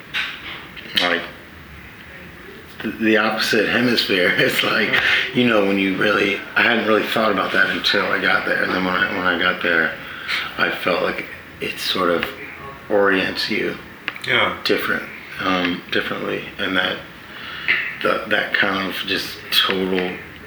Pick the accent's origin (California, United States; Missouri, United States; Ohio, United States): California, United States; I was born in California. I spent a lot of time there